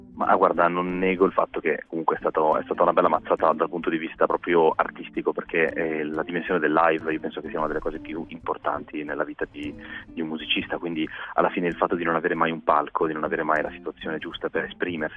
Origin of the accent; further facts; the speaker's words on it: Milan, Lombardy, Italy; nati a Milano, nati e cresciuti a Milano, in questa zona che adesso è diventata quasi in, famosa, vo- in voga, che è, che è la zona di Nolo